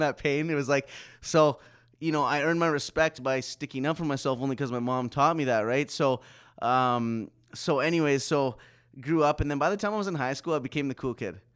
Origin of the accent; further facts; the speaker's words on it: Saskatoon, Saskatchewan, Canada; also born or lived in Pitești, Romania; I was adopted by a white family from Saskatchewan, Saskatoon.